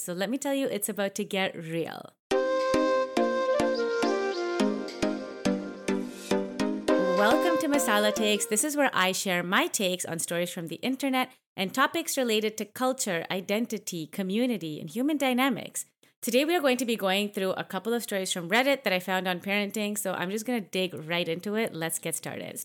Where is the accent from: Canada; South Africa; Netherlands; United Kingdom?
Canada; I grew up in Canada